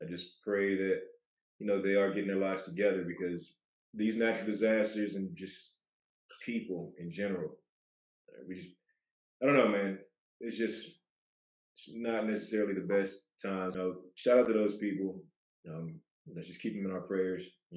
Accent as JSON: {"language": "English", "region": "Michigan", "country": "United States", "said": "we're from Michigan"}